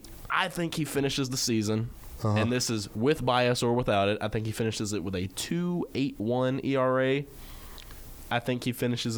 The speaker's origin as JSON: {"language": "English", "town": "Memphis", "region": "Tennessee", "country": "United States", "said": "Because I'm from Memphis."}